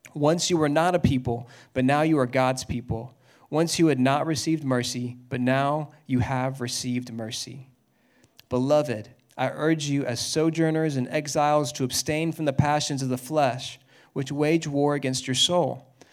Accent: Dallas, Texas, United States; I grew up in Dallas.

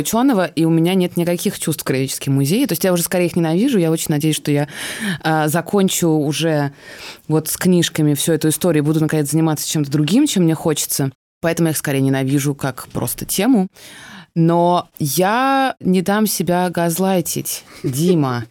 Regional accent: Moscow, Russia; я э, родилась в Москве, и у меня вообще очень сложно с пространственной идентичностью

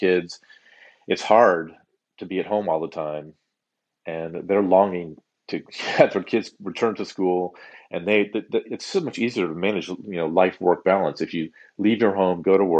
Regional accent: Palo Alto, California, United States; I grew up in Palo Alto, California, and had a sort of a sunny childhood there

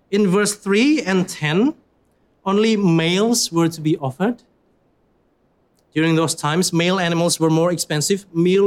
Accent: Surabaya, East Java, Indonesia; moved away; I come from Indonesia

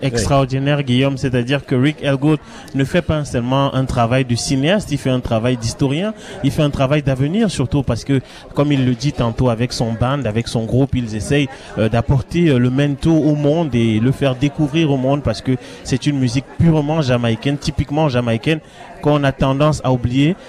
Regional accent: Cameroon; quand j'étais jeune au Cameroun

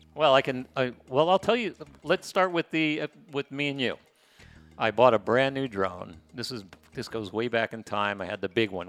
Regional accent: United States; now in Playa del Carmen, Mexico; I just hate saying I'm American

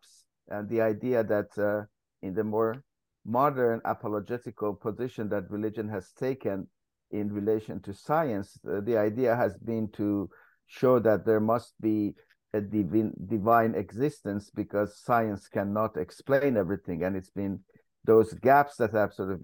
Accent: Iran; moved away; I come originally from Iran

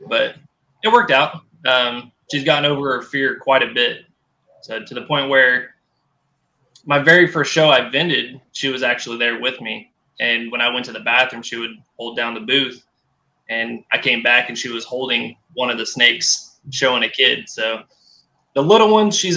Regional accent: Dodge City, Kansas, United States; also born or lived in Wichita, Kansas; I was born in Dodge City, Kansas, good old Boot Hill. Moved to Wichita when I was around 13 or so with my mom

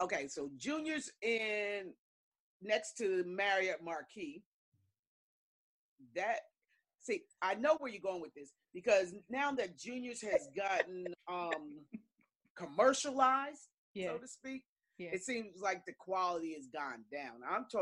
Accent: United States; I grew up in New York, New Jersey area

